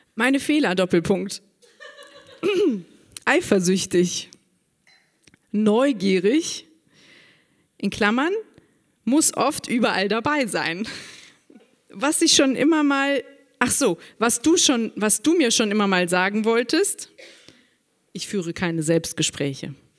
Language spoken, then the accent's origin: German; Saarburg, Rhineland-Palatinate, Germany; Geboren in Saarburg am 10.10.73